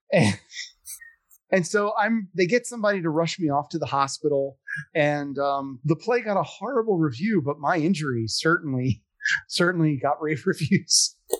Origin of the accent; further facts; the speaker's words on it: Philadelphia, Pennsylvania, United States; I'm from Philadelphia.